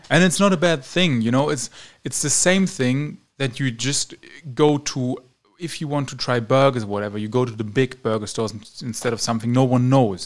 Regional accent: Germany; moved away as an adult; now in Romania; my home country, Germany

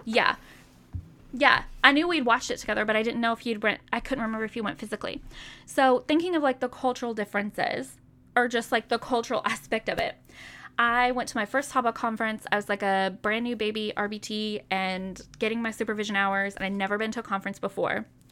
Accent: Pleasantview, United States; I grew up in Pleasantview

